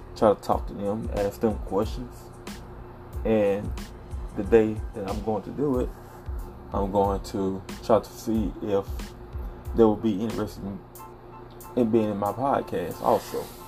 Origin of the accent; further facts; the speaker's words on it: the South, United States; I'm originally from the South. Grew up, nice sized family